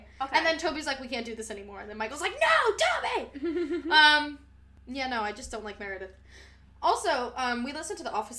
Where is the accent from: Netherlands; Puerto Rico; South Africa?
Puerto Rico; I always wear bright colors because I'm Puerto Rican.